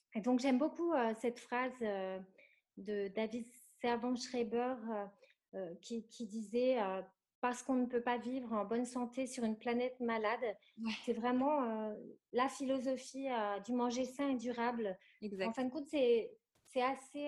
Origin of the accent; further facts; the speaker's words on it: near Lille, Hauts-de-France, France; Je suis originaire du nord de la France, à côté de Lille précisément